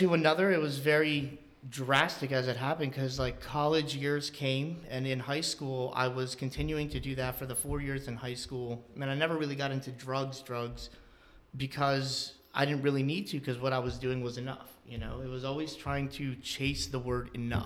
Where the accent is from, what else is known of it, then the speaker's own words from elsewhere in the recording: Northampton, United States; We both live in Northampton